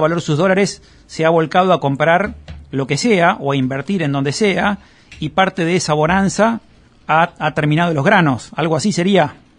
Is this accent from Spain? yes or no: no; Argentina